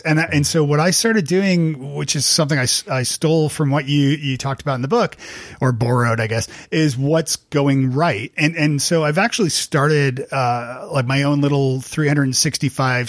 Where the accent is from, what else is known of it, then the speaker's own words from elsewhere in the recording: Canada; moved away as an adult; now in United States; I'm Canadian and I live in the States